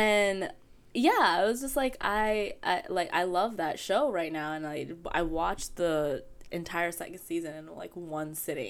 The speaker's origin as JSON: {"language": "English", "town": "New York City", "region": "New York", "country": "United States", "tie": "born or raised there", "said": "I grew up in East New York."}